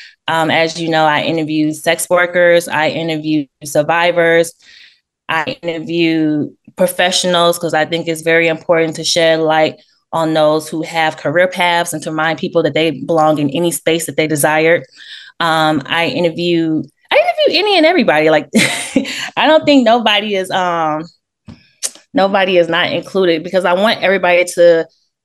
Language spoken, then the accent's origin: English; Memphis, Tennessee, United States; moved away as an adult; also born or lived in New York; I was born in New York, raised in Memphis, Tennessee